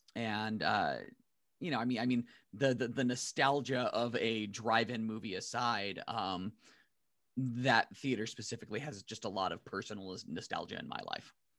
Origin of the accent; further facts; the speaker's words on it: San Diego, California, United States; I grew up in Imperial Beach, Chula Vista, South Bay, uh, in, in San Diego